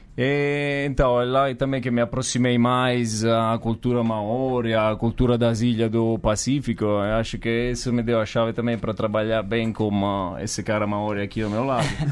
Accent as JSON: {"language": "Portuguese", "town": "Sessa Aurunca", "region": "Campania", "country": "Italy", "also_born_or_lived": "New Zealand", "second_language": "Portuguese", "moved": "as an adult", "lives_now": "São Paulo, Brazil", "said": "eu venho do sul da Itália, venho de um lugar que se chama Sessaurunca, que é, falamos uma 50 minutos da a Napoli."}